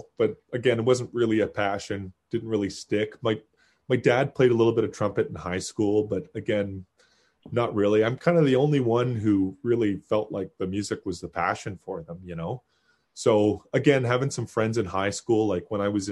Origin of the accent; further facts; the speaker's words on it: Kitchener, Ontario, Canada; I was born in Kitchener